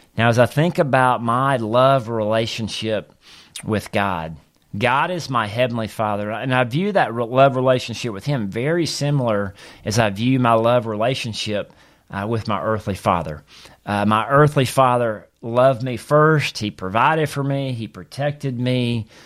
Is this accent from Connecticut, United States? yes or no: no; Mississippi, United States; as a young boy growing up in Mississippi